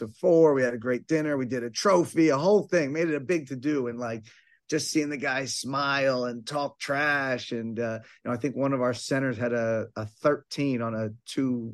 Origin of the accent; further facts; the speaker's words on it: Bucks County, Pennsylvania, United States; I grew up in Bucks County, PA, about a little less than an hour from Temple.